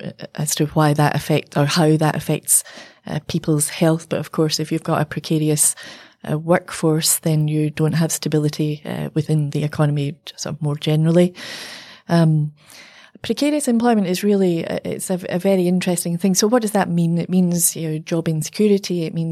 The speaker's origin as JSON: {"language": "English", "town": "Glasgow", "region": "Scotland", "country": "United Kingdom", "said": "I'm from Glasgow, and, at the times of, the shipbuilding closures, and, we've seen that all over in the UK."}